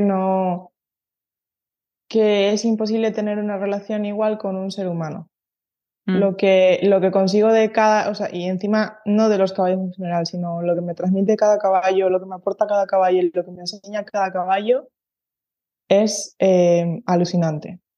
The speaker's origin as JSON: {"language": "Spanish", "town": "San Cristóbal de La Laguna", "region": "Canary Islands", "country": "Spain", "moved": "as an adult", "lives_now": "Basque Country, Spain", "said": "yo soy de Tenerife, ¿no? De un, de un barrio de, La Laguna."}